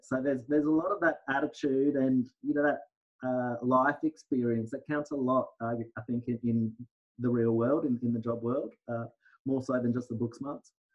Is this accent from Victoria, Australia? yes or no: no; Brisbane, Queensland, Australia; also born or lived in Townsville; I was born in Townsville, uh, yeah. uh, but I came down to Brisbane at the ripe old age of one. So yeah. it's, it's, my hometown